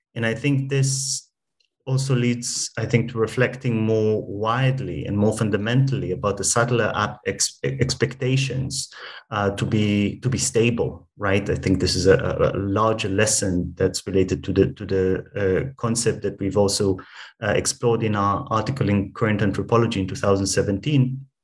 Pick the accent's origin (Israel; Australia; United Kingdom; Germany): Israel; my personal background uh, is that I grew up in Israel